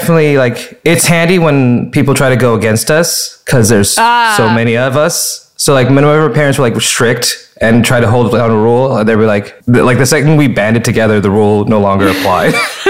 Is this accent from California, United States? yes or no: yes; Fresno, California, United States; And I also grew up in Fresno, California, which is al